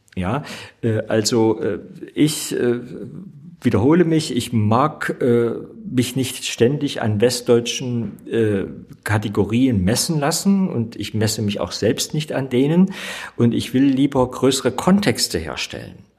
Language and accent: German; East Germany, Germany; ich bin ja in der DDR geboren